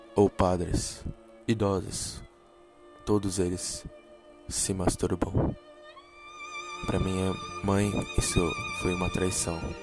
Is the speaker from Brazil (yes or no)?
yes; São Paulo, Brazil; moved away; also born or lived in Japan; Nasci em São Paulo, São Mateus. Morei um tempo no Japão com a minha família.